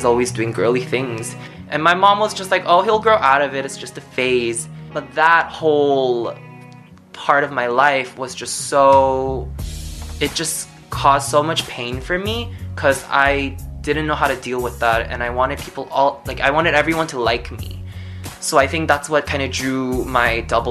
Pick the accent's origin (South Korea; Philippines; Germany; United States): South Korea; moved away; also born or lived in Shanghai; I'm originally from Korea.